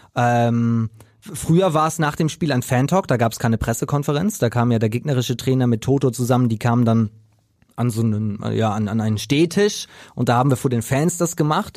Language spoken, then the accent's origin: German; Preetz, Schleswig-Holstein, Germany; moved away; also born or lived in Hamburg; in Preetz in meiner Heimat